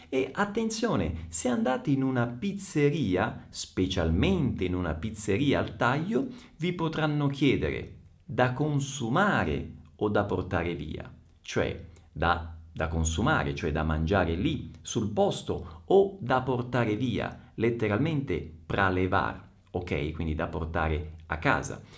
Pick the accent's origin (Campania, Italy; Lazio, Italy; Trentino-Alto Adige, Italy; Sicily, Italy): Sicily, Italy; Messina; Io sono nato a Messina, in Sicilia